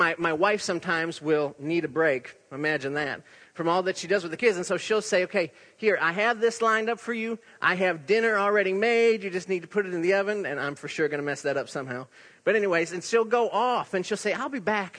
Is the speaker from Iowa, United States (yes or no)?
yes; Iowa, United States; accent: Iowa; moved away; in my Iowa accent